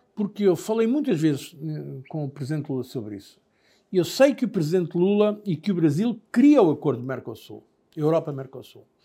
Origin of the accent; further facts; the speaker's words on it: Portugal; eu sou português, obviamente, amo muito o meu país